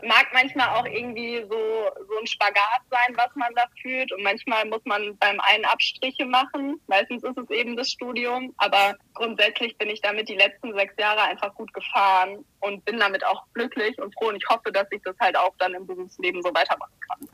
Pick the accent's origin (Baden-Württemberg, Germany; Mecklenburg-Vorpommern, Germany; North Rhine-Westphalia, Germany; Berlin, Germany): Baden-Württemberg, Germany; Heidelberg; moved away; ich komme ursprünglich aus Heidelberg